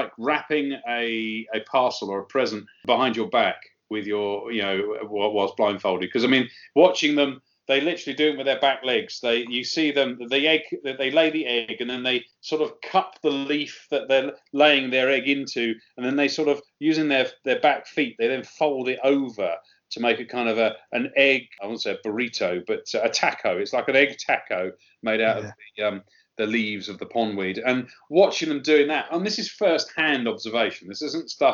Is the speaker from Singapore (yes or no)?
no; Sussex, South East England, United Kingdom; I was very lucky where I grew up in Sussex